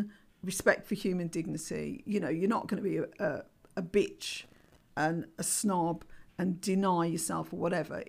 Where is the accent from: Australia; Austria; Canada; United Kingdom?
United Kingdom; Birmingham, West Midlands; I'm Irish, I'm African Caribbean, I'm a Brummie